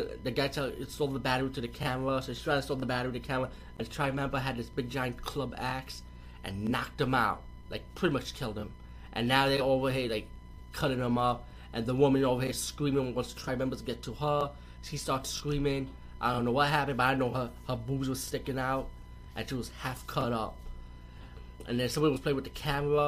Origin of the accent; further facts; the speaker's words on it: New York, United States; I'm from New York too